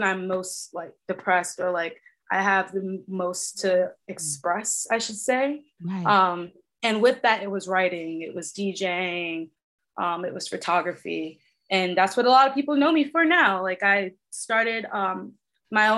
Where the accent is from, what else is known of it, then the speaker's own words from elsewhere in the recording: New York City, New York, United States; also born or lived in Bronx, New York; I grew up in Queens, New York